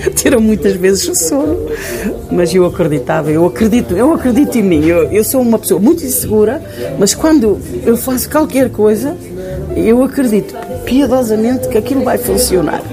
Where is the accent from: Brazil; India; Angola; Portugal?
Portugal; Ponte de Lima, Norte; moved away; also born or lived in Paris, France; Vinha de Paris e sou de Ponte de Lima.